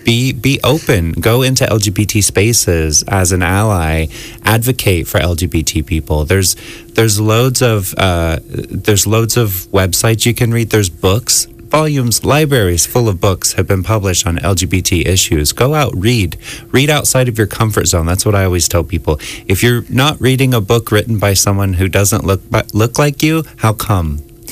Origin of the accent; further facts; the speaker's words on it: Florida, United States; moved away as an adult; also born or lived in San Francisco; now in Ireland; I'm from the United States. Right, what part? Yeah, Florida, mostly.